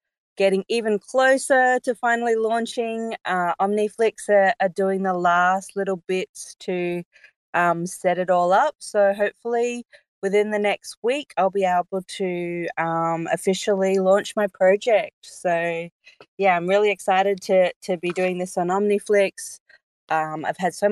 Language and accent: English; Sabah, Malaysia; now in Australia; I was born in Malaysia